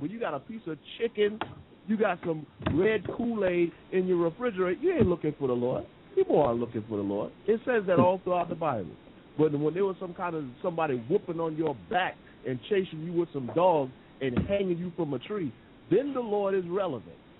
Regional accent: United States; now in England, United Kingdom; I'm the American here in England

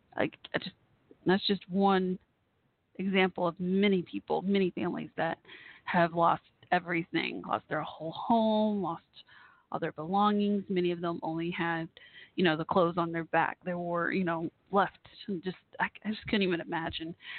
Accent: Texas, United States; I'm from Texas.

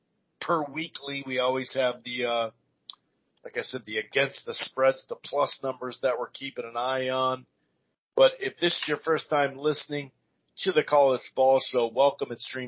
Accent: Minneapolis, Minnesota, United States; I was born in Minneapolis, sir.

